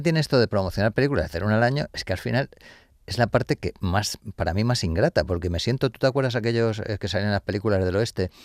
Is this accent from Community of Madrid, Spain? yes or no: yes; Madrid, Community of Madrid, Spain; Yo soy de Carabanchel